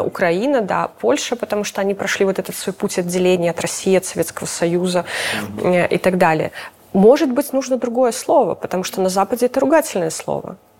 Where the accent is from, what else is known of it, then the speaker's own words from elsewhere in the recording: Belarus; мы гордимся тем, что мы белорусы